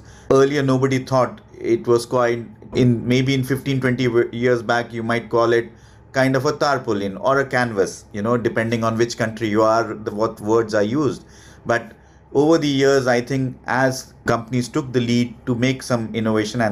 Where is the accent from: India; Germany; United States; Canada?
India; moved away as an adult; also born or lived in Paris, France; I was born and brought up in India. I studied there. I worked there for nearly 6 to 7 years.